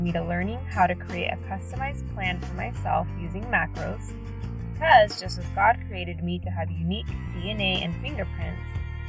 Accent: Sacramento, California, United States; also born or lived in Redding, California; I was born and raised in Sacramento, California

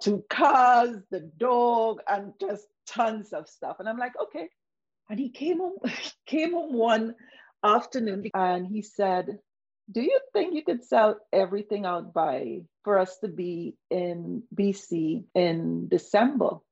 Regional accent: Trinidad & Tobago; moved away; also born or lived in Toronto, Canada; I came from the Caribbean

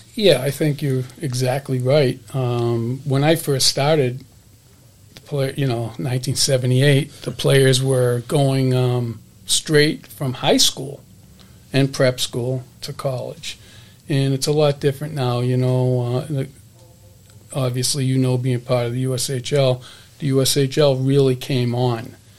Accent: Hudson, Massachusetts, United States; growing up in Hudson, Mass, it was a it was a hockey town

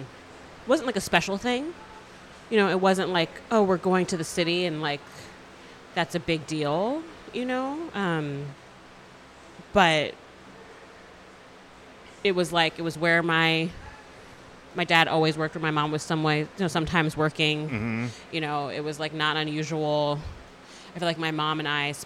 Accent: Northern New Jersey, United States; also born or lived in Flushing, Queens, New York; now in Brooklyn, United States; I was born in Queens, but like mostly raised in like Northern Jersey.

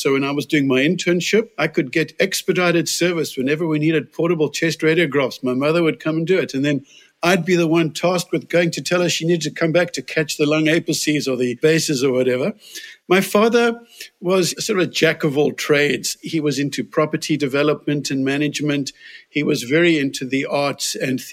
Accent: Cape Town, Western Cape, South Africa; moved away as an adult; now in United States; Born in Cape Town, the tip of Africa. I still think the most beautiful city in the world. And I grew up in Cape Town, spent all my years there until actually emigrating to the United States

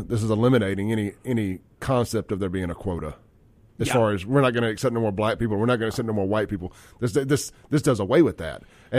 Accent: Mississippi, United States; Well, I'm from Mississippi. There's poor white and black people here.

